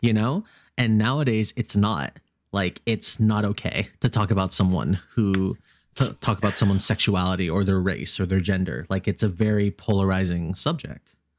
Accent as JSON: {"language": "English", "region": "Virginia", "country": "United States"}